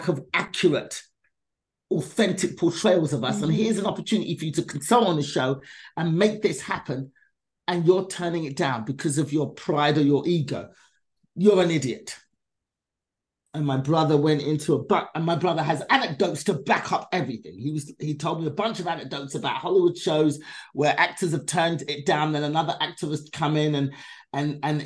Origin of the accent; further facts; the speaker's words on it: England, United Kingdom; my mother was left in England raising us by herself.